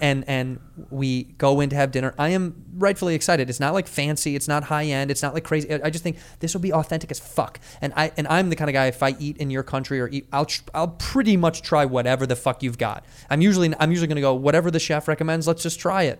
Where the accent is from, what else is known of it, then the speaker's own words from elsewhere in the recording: United States; I'm an American